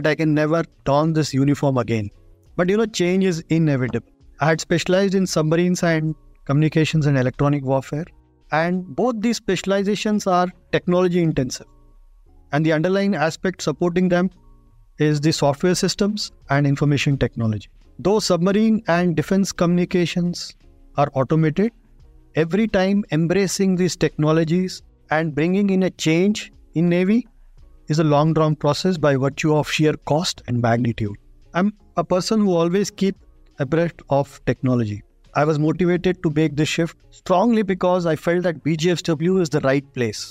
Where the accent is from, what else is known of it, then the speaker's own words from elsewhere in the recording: India; as an Indian